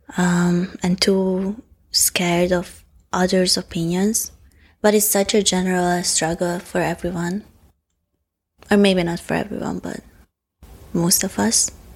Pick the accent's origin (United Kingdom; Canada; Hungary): Hungary; first language Hungarian; English is a second language; it's my second language and I have all my complex thoughts in Hungarian